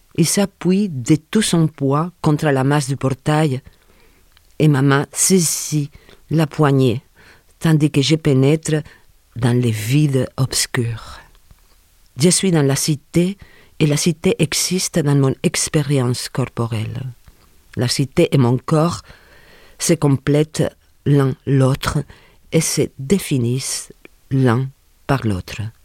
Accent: Sagunto, Valencian Community, Spain; French is a second language; now in France; Je suis originaire euh, de des Puerto de Sagunto, un port de mer, à 20 km de Valencia, en Espagne.

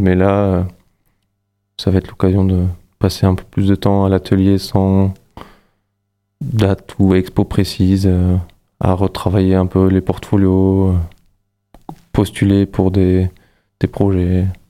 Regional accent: Luxembourg; moved away as an adult; now in Montpellier, France; Je suis né, j'ai grandi au Luxembourg

